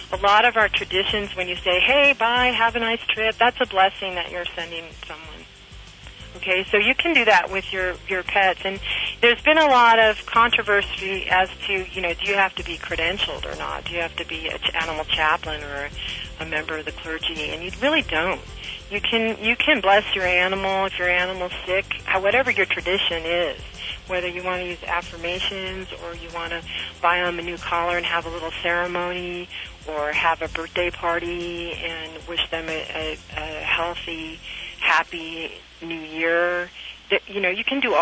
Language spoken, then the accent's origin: English; San Pedro, California, United States; here in California, my hometown of San Pedro